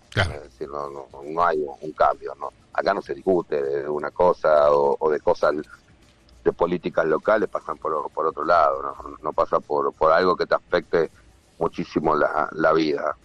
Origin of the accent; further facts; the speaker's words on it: Argentina; moved away as an adult; also born or lived in Dominican Republic; now in Miami, United States; Yo soy argentino por un tema de sentimiento